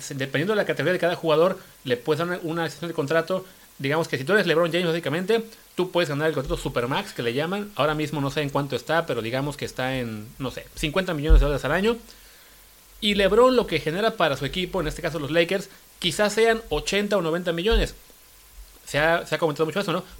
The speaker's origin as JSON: {"language": "Spanish", "country": "Mexico", "said": "como mexicanos"}